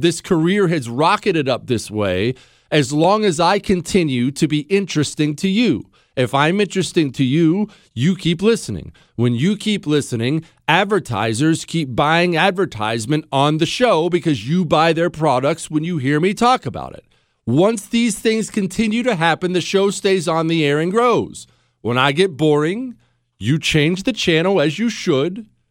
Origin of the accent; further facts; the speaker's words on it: United States; I'm an American